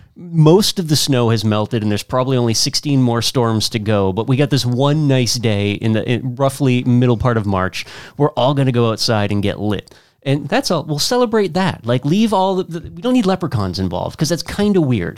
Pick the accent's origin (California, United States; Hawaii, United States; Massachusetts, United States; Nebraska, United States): Massachusetts, United States; Worcester; as an Irish guy from the west side of Worcester who probably didn't get to the east side until sometime in my late teens